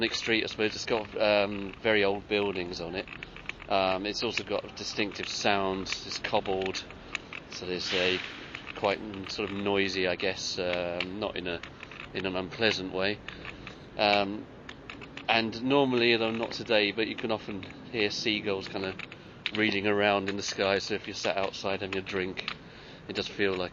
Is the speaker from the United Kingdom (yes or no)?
yes; London, United Kingdom; So I was born in Wandsworth in South London in the late 70s